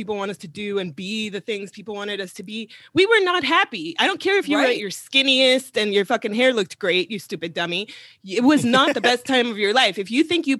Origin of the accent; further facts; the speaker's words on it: Miami, Florida, United States; I grew up in Miami-Dade County, 305